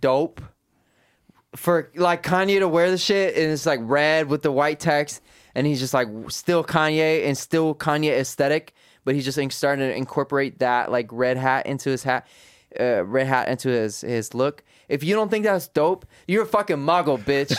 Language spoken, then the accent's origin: English; United States; I was born in America, my parents are Afghan